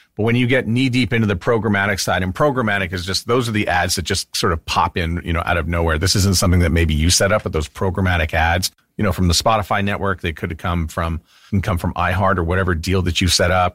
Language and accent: English; Canada; also born or lived in Winnipeg, Manitoba; I'm Canadian